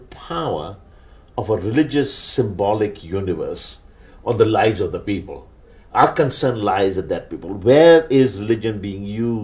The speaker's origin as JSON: {"language": "English", "country": "Pakistan", "first_language": "Urdu", "second_language": "English", "said": "I come from Pakistan, from an Urdu speaking home. We both learnt English"}